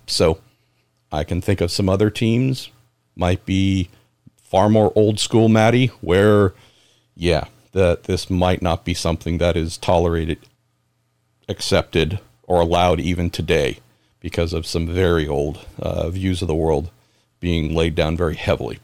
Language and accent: English; San Francisco Bay Area, California, United States; growing up in the San Francisco Bay Area